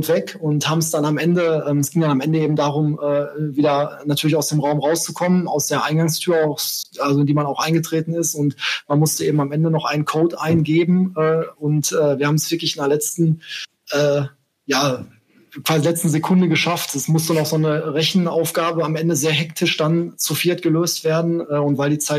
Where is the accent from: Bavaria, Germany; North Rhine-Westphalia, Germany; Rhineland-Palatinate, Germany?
North Rhine-Westphalia, Germany; Bochum; also born or lived in Essen; jetzt gerade bin ich in äh, NRW, äh, genauer gesagt in Bochum. Das ist auch meine äh, Heimatstadt. Zwar bin ich in Essen um die Ecke geboren, aber in äh, Bochum aufgewachsen.